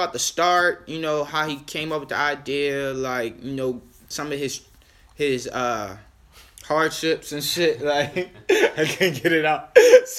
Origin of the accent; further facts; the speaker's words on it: Baltimore, Maryland, United States; I'm from Baltimore